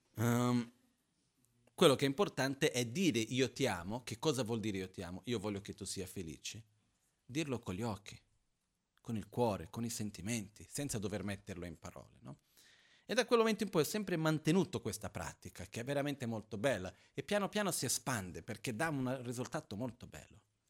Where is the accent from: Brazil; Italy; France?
Brazil; moved away; Io sono brasiliano